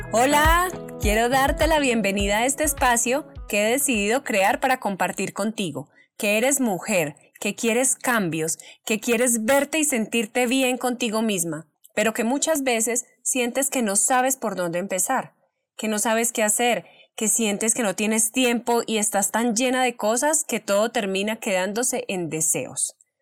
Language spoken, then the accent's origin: Spanish; Colombia; soy una mujer colombiana